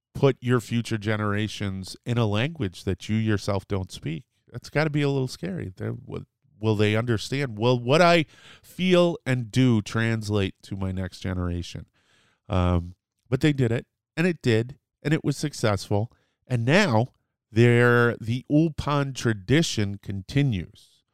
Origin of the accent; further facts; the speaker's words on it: New Britain, Connecticut, United States; I grew up in New Britain, Connecticut, which is a large Polish community